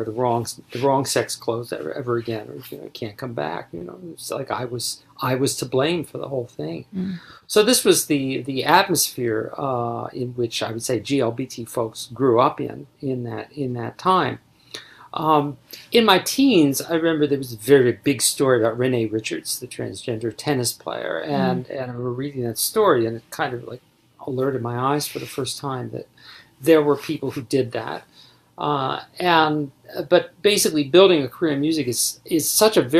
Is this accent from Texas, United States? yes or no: no; Baltimore suburbs, Maryland, United States; growing up in the Baltimore suburbs